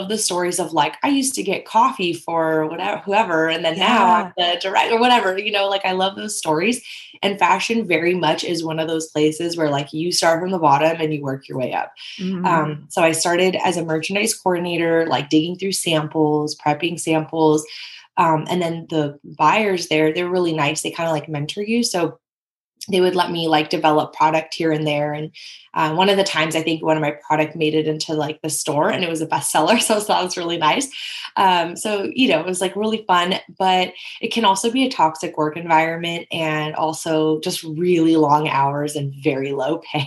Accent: Bay Area, California, United States; I grew up in the Bay Area in California

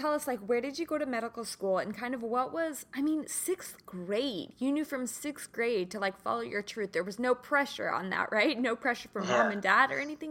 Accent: Kansas, United States; now in Southern California, United States; I'm from Kansas originally

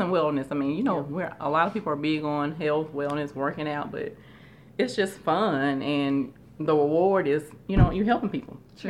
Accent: Shreveport, Louisiana, United States; I am originally from Shreveport, Louisiana

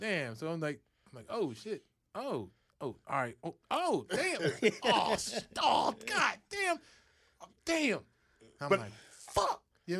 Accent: Philadelphia, Pennsylvania, United States; I'm from North Philly.

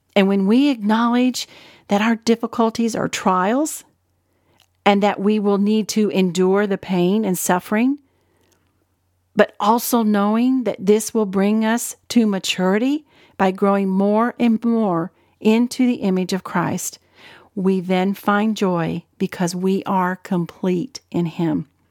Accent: Ohio, United States; moved away as an adult; also born or lived in Arkansas; I was born and raised in Ohio and then moved with my family to Arkansas when I was barely out of high school

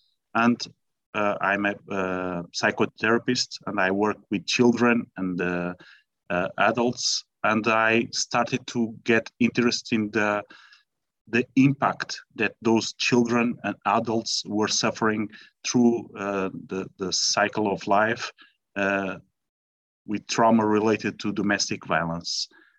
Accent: Portugal; English is a second language; I'm speaking from Portugal, as you know, so pardon me my bad English if something goes wrong, but I will try to do my best, okay?

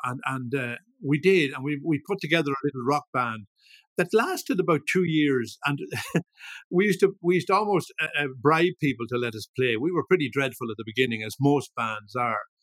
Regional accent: Ballyshannon, Ulster, Ireland; also born or lived in Dublin; now in Leitrim, Ireland; I was born I was born in Dublin grew up in Ballyshannon, uh, and have spent the last almost 50 years here in Leitrim.

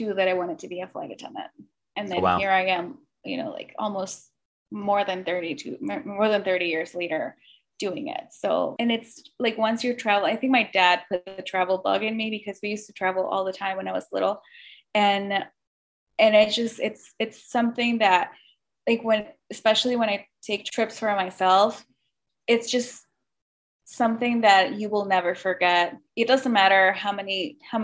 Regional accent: Mexico; also born or lived in Michigan; now in Chicago, United States; I grew up in Mexico and then came to the States

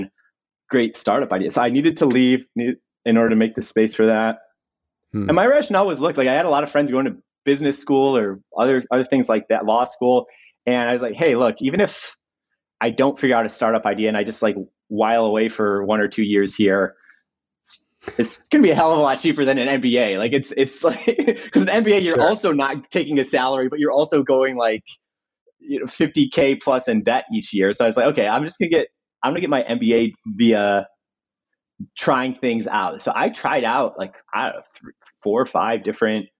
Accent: Chicago, Illinois, United States; moved away as an adult; also born or lived in Northern California; now in Los Angeles, United States; I'm 33, I'm from Chicago.

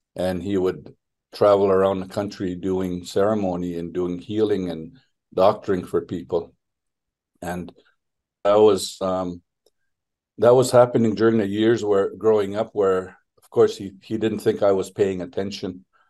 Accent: Nigigan First Nation, northwestern Ontario, Canada; now in Ottawa, Canada; I come from Nigigunt First Nation in northwestern Ontario, which is part part of uh, Treaty Three

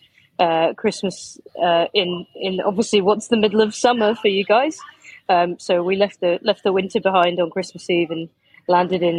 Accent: Leicester, East Midlands, United Kingdom; I am from Leicester in the UK, in the middle of England.

